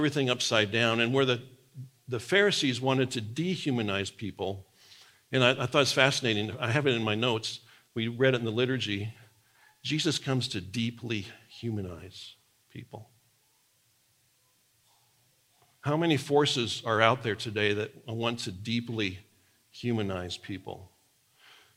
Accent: Nebraska, United States; moved away; the farm I grew up on in Nebraska

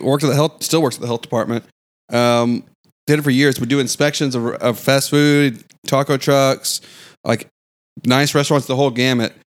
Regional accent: the South, United States; as a Southerner

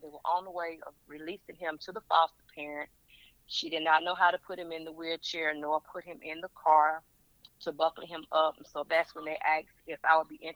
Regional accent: Burke County, Georgia, United States; I'm from Burke County, Georgia

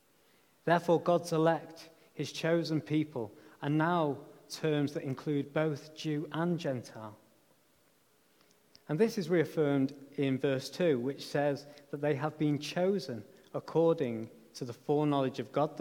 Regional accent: United Kingdom; my passport confirms that I am a British citizen.

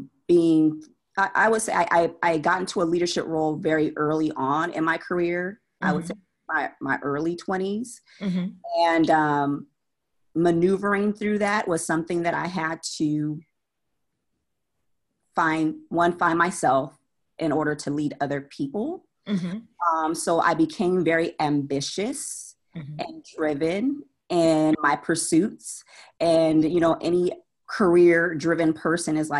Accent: San Jose, California, United States; moved away as an adult; also born or lived in Austin, Texas; now in Charlotte, United States; I'm from California, San Jose, born and raised

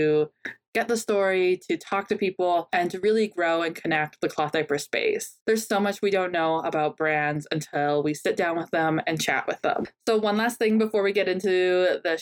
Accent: Canada; accent: Canadian soft accent; my Canadian soft accent

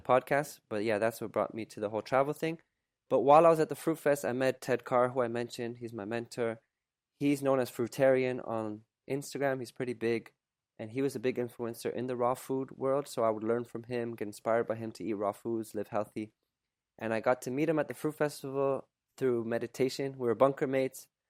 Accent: Canada; also born or lived in Poland / Germany / Quebec; by the time I was two, we moved, we emigrated to Canada

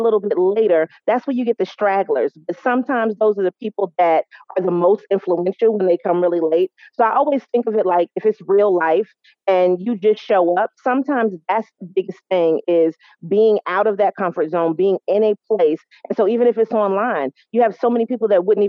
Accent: New York, United States; now in North Carolina, United States; I'm based in North Carolina. I am from New York

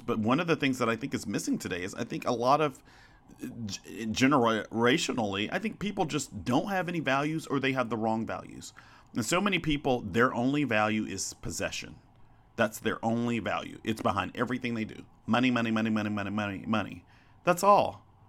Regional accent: Arkansas, United States; also born or lived in Chicago, Illinois; I grew up in Arkansas

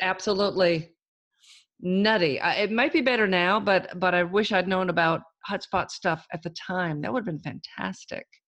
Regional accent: Auburn, California, United States; I'm from Auburn

